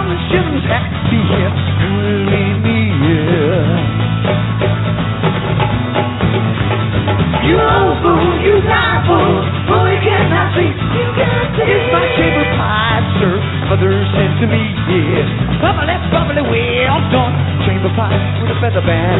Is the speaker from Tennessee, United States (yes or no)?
yes; East Tennessee Mountains, United States; we're from the East Tennessee Mountains, which is right over the ridge over there